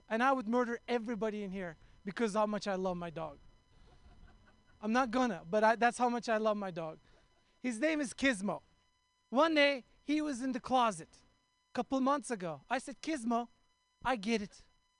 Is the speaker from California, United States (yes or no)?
yes; Oakland, California, United States; I'm from Oakland.